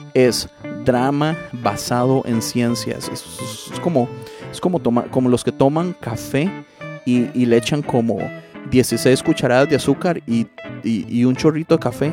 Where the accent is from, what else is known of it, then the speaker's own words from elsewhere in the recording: Costa Rica; yo soy tico